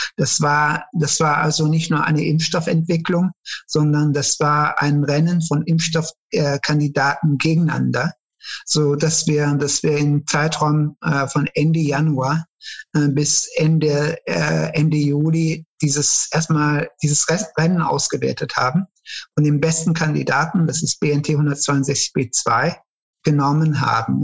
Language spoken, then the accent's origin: German; Cologne, North Rhine-Westphalia, Germany; also born or lived in Turkey; ich hatte eine sehr schöne Kindheit hier in Köln. Äh, ich bin in Köln-Nil aufgewachsen